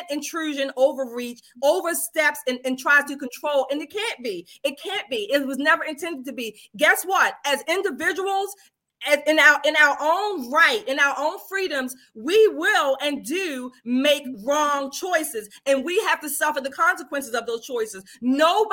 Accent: United States; as an American

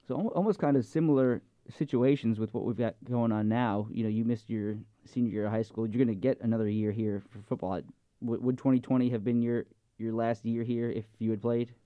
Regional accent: Long Island, New York, United States; moved away; I grew up on Long Island

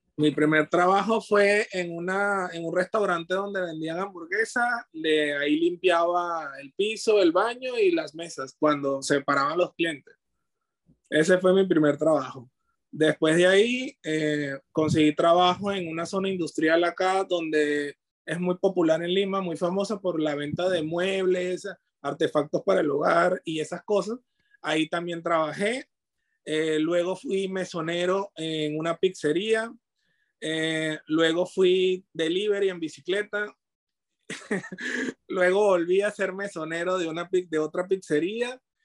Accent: Venezuela; moved away as an adult; now in Peru; cuando yo salí de mi país, eh, era en busca de aventuras

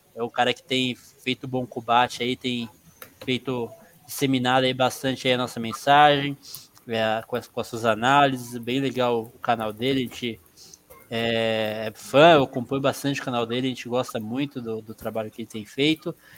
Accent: São Paulo, Brazil; Eu sou nascido aqui em São Paulo, mas meu sangue é baiano

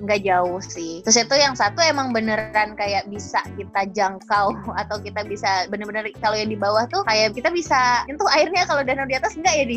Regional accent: Kinari, Solok, West Sumatra, Indonesia; di kampungku gitu ya, namanya Kinari

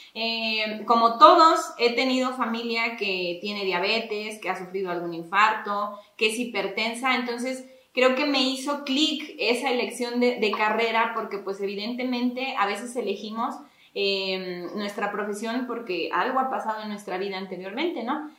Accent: Agua Blanca de Iturbide, Hidalgo, Mexico; now in Ixmiquilpan, Mexico; Yo soy originaria del municipio de Aguablanca de Iturbide, también perteneciente al estado de Hidalgo, pero llevo pues ya bastante tiempo radicando en Ixmiquilpan.

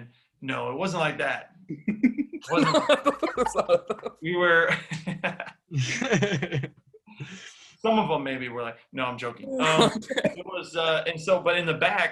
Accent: Texas, United States; moved away as an adult; I grew up like in Texas where you didn't travel because everything you need is in Texas.

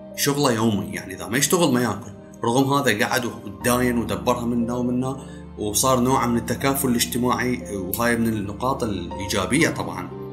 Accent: Iraq; accent: Iraqi; بلهجتنا العراقيه

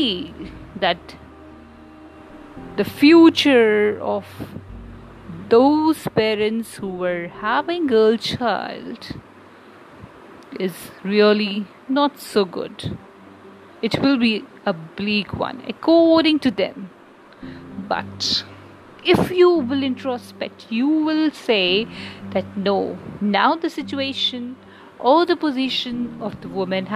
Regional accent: India; we, as an Indian

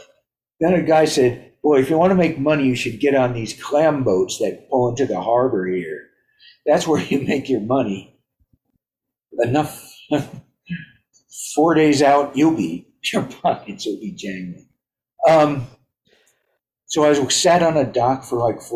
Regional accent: York, Pennsylvania, United States; moved away as an adult; also born or lived in Hempstead, Long Island, New York; when I was 10, I moved to York, Pennsylvania. And I lived there for a long time.

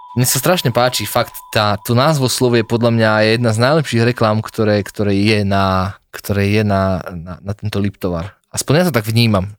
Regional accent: Slovakia; my sme Slováci

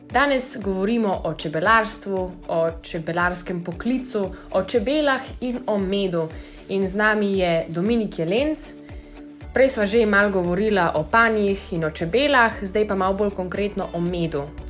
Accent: Slovenia; Slovenci smo narod čebelarjev

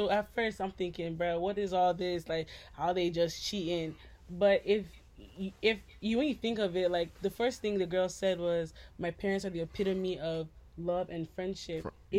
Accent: United States; No, I'm American

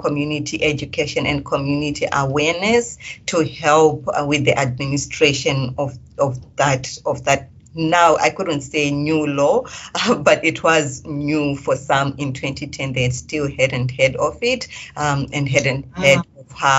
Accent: Zimbabwe; moved away as an adult; now in Perth, Australia; When I moved from Zimbabwe to here, you know, coming from a third world country into a first world country

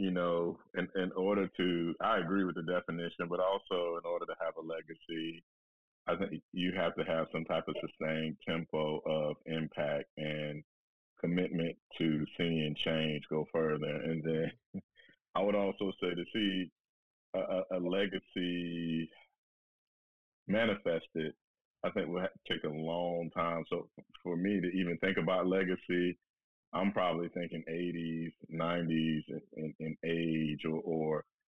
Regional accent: Florida, United States; my home state and in the local community of Tallahassee

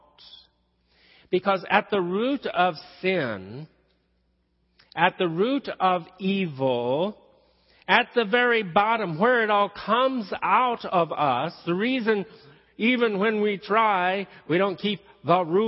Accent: the South, United States; accent: southern; moved away; I slipped into my southern talk. It is my first language.

